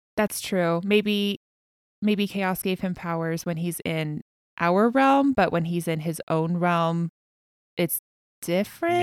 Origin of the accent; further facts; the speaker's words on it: United States; I am an American